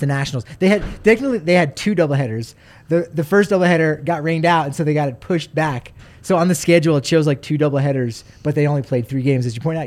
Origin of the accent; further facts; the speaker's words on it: New Jersey, United States; moved away; I'm from New Jersey